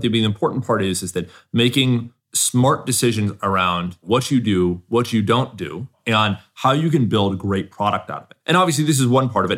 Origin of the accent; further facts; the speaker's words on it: Southern California, United States; I grew up in Southern California